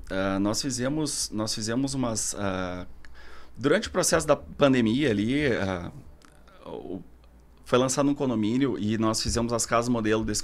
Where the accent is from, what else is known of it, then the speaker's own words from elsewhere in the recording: Porto Alegre, Rio Grande do Sul, Brazil; also born or lived in Barcelona, Spain; sou arquiteto de Porto Alegre, né?